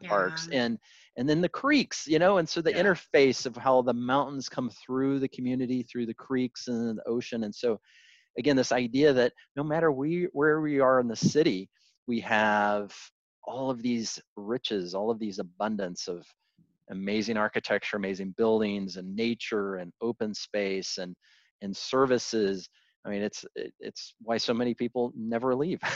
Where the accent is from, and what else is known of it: Arkansas, United States; born or raised there; also born or lived in Hollywood, Florida / Santa Monica; now in Santa Barbara, United States